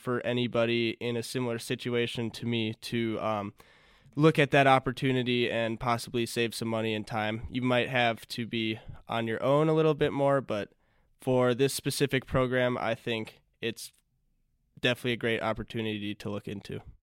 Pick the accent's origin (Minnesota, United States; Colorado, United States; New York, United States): Minnesota, United States; moved away as an adult; also born or lived in Montana; now in Annecy, France; originally, I'm from Minnesota